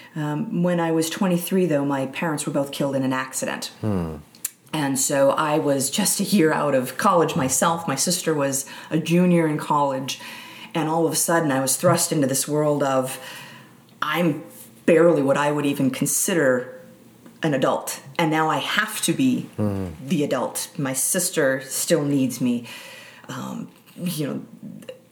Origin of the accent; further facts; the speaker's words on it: Milwaukee, Wisconsin, United States; moved away as an adult; also born or lived in Upper Peninsula of Michigan; I grew up in Milwaukee, Wisconsin, just outside